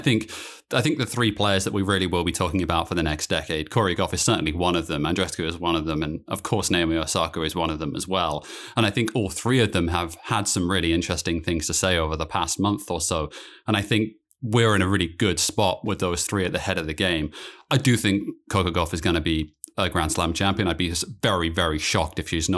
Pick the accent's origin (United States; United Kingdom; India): United Kingdom; moved away